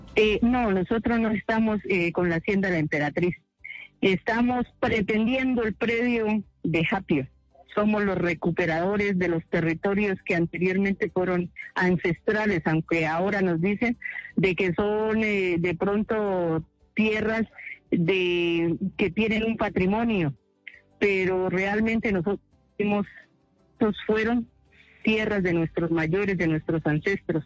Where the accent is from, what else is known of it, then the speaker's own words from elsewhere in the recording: Colombia; nosotros como pueblo colombiano